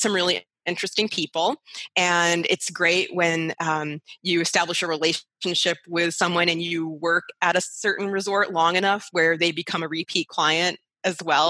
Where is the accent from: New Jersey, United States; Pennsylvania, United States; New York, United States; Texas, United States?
New York, United States; Rochester; moved away as an adult; now in Las Vegas, United States; I am originally from Rochester, New York, which uh, is closer to Canada than it is to New York City, hence the accent.